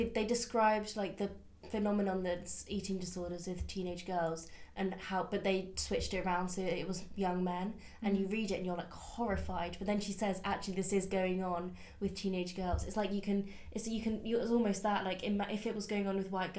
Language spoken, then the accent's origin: English; Brazil; I'm Brazilian, so I grew up watching a lot of Brazilian TV shows